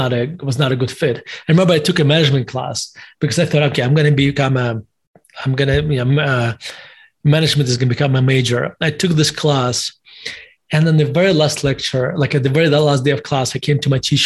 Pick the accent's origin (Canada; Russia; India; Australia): Russia; also born or lived in United States; now in Denver, United States; As your listeners and viewers can tell from my accent, I was born in Russia, and in Soviet Russia at the time. And I lived in the United States for basically 30 years